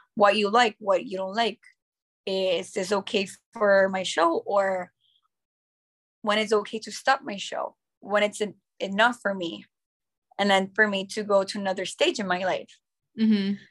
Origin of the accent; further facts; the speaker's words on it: Nicaragua; first language English; also born or lived in United States; I've been my whole life here in Nicaragua in an American school